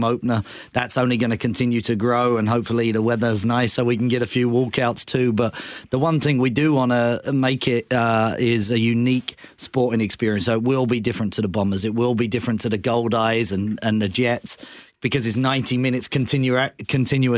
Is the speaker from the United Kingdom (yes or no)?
yes; England, United Kingdom; now in Canada; I grew up in England